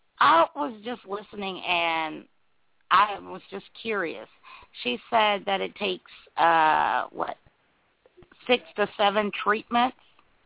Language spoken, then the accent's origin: English; Jacksonville, Florida, United States; I'm from Jacksonville.